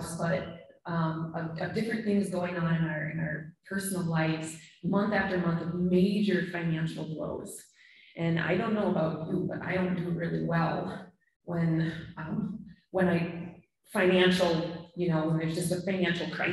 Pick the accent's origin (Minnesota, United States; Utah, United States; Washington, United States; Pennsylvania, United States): Minnesota, United States; moved away as an adult; also born or lived in Michigan; We're both from Minnesota, but we lived in Michigan for 10 years and finally came back during COVID